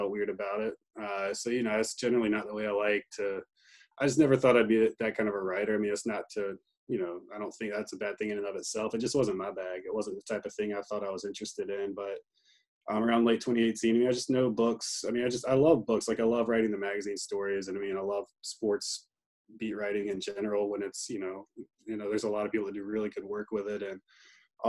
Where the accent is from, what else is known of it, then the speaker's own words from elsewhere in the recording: Greenville, North Carolina, United States; I grew up in Greenville